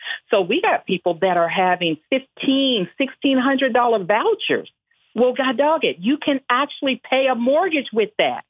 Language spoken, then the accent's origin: English; Houston, Texas, United States; I'm from the Fofo.